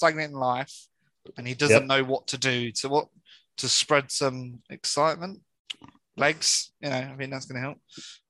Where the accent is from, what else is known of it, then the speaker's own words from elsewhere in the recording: United Kingdom; We're British over here.